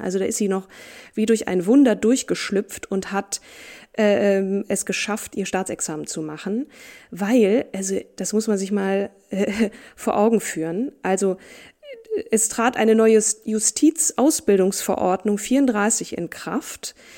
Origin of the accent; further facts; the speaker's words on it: Marburg, Hesse, Germany; in meiner Geburtsstadt Marburg